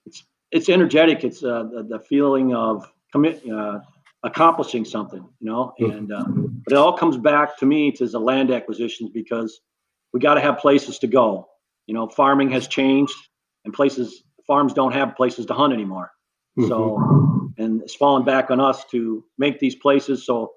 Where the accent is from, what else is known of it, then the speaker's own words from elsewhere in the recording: Dubuque, Iowa, United States; I was born and raised in Dubuque. Going to live here my whole life